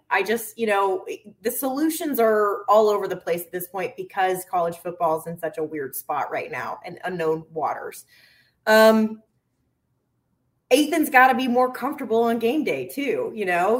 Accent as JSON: {"language": "English", "region": "the South", "country": "United States", "also_born_or_lived": "Arkansas", "moved": "as an adult", "lives_now": "Minnesota, United States", "said": "I'm from the South"}